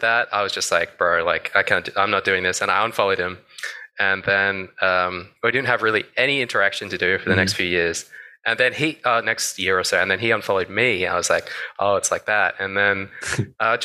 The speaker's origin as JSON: {"language": "English", "country": "Australia", "said": "I'm from Australia"}